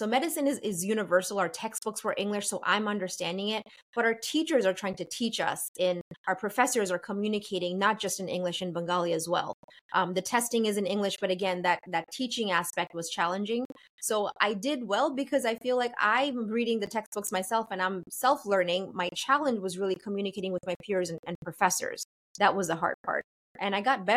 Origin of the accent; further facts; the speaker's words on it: New York City, New York, United States; also born or lived in Bangladesh; I grew up in New York City. I'm from America